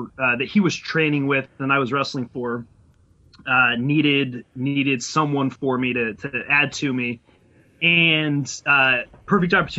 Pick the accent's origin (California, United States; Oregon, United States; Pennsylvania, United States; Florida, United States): Oregon, United States; Portland; also born or lived in Corvallis, Oregon; I was also born in Oregon, down in Corvallis, Oregon, but okay. Lived in Portland all my life.